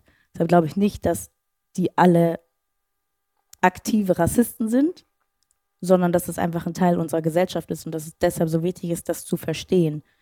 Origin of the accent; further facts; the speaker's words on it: Schleswig-Holstein, Germany; moved away; ich komme aus Schleswig-Holstein